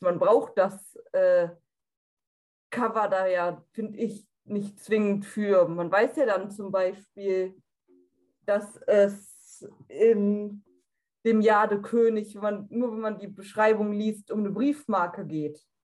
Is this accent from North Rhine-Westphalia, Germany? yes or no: yes; North Rhine-Westphalia, Germany; ich bin 24 Jahre alt und ich komme aus NRW